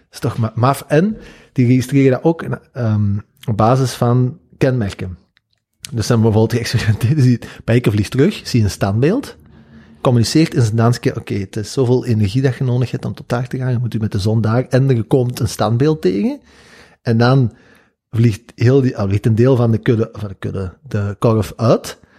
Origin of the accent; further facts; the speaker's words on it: Flanders, Belgium; dat is een één woord dat wij als Vla-, in Vlaanderen gebruiken